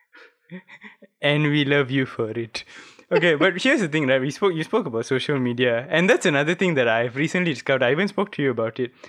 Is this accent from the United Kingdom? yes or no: no; Malaysia